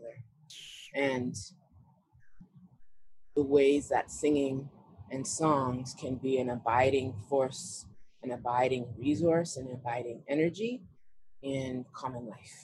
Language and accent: English; Vancouver, British Columbia, Canada; I was born in Vancouver